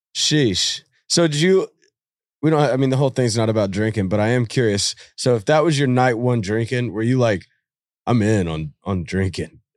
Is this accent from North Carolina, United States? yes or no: no; Nashville, Tennessee, United States; being from Nashville